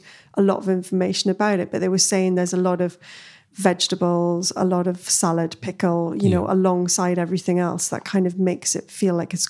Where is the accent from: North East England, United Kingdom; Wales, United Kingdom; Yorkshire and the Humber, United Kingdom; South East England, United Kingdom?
North East England, United Kingdom; Newcastle; But I mean, London, you know, I came from Newcastle and London was a bit like, ooh.